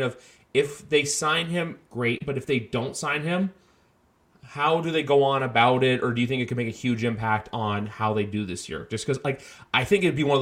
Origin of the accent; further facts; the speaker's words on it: Canada; I'm like Canadian